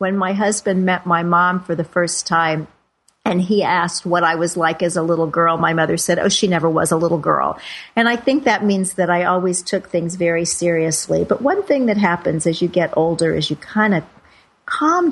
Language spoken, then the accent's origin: English; Kansas City, Missouri, United States; now in New York City, United States; Kansas City, where I've spent most of my life